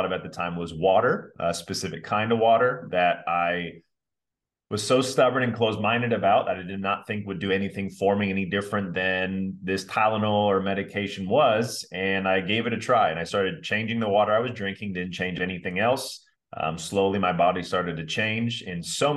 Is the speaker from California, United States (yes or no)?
yes; Orange County, California, United States; born and raised in Orange County